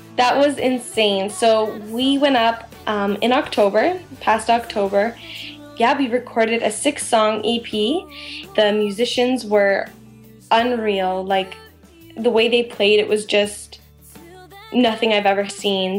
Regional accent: London, Ontario, Canada; I'm from London, Ontario

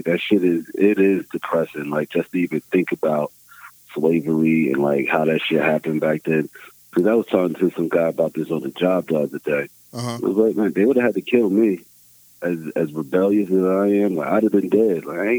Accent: North New Jersey, United States; moved away as an adult; also born or lived in Boston; Originally from born and raised in North New Jersey, spent most of my life there up until about 19. When I was 19, I moved

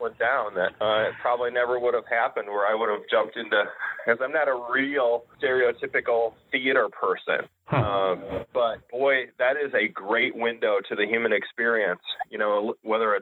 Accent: Davenport, Iowa, United States; now in Bettendorf, United States; I was born and raised in the Iowa Quad Cities, so grew up in East Davenport

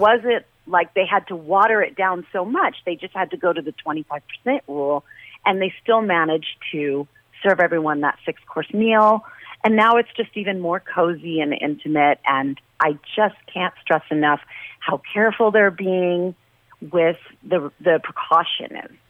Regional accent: New York City, New York, United States; moved away as an adult; now in Las Vegas, United States; I'm from Brooklyn. I always say verklempt

